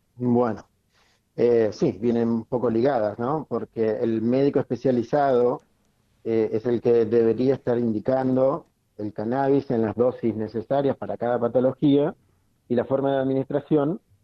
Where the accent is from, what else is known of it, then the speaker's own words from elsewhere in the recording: Chubut, Argentina; moved away; Yo soy nacido en Chubut, así que claro. Este, conozco la nieve ya desde chico